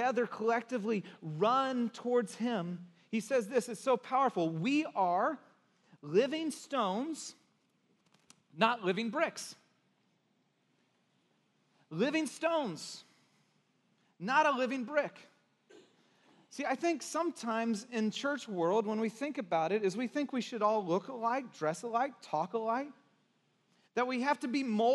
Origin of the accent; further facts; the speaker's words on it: Santa Cruz, California, United States; also born or lived in Texas; I'm from Texas, I'm kind of, I was born there, but I grew up in Santa Cruz